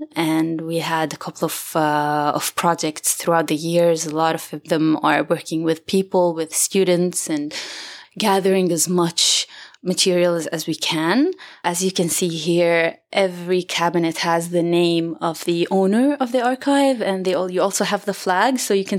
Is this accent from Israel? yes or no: yes; Jerusalem, Jerusalem District, Israel; I'm from Jerusalem, from Beit Safafa.